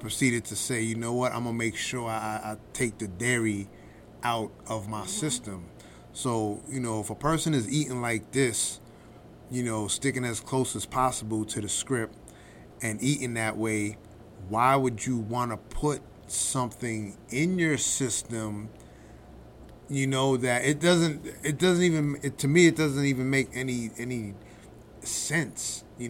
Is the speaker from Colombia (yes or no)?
no; Honduras; Yeah, I'm from Honduras.